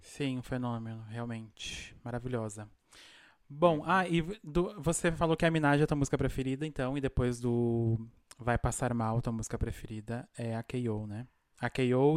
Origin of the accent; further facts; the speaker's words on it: Brazil; now in Argentina; eu sou do interior do Brasil